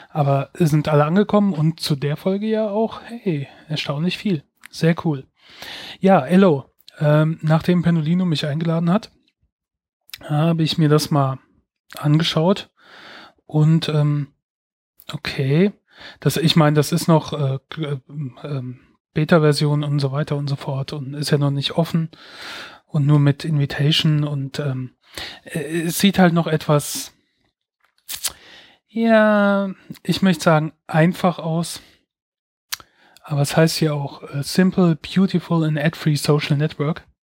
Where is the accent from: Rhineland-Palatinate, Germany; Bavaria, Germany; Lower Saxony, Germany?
Rhineland-Palatinate, Germany; Mainz; Ja, ich bin aus Mainz. Das wollte er nämlich wissen. Äh, in Mainz geboren, Mainz aufgewachsen. Ähm, und bisher immer wieder hierher zurückgekommen.